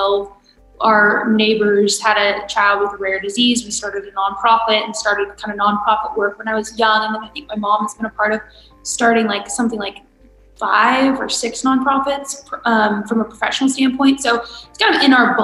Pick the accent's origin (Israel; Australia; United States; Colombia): United States; California; now in Georgia, United States; my home state of California